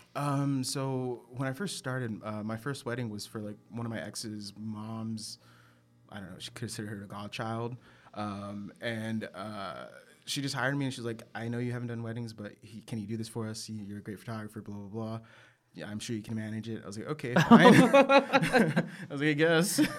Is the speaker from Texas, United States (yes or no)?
yes; San Angelo, Texas, United States; now in Austin, United States; originally Texas native, born in uh, West Texas, small little city called San Angelo, Texas